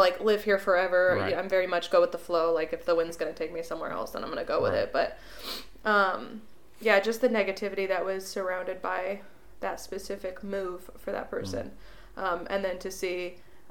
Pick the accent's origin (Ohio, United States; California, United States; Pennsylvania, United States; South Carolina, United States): California, United States; Prunedale; I didn't really grow up in Salinas. Mm-hmm. I grew up in Prunedale. we'll say the outskirts